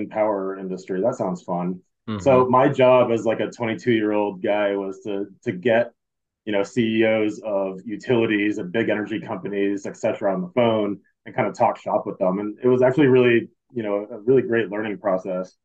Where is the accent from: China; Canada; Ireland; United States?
United States; Maine; I'm originally from Maine.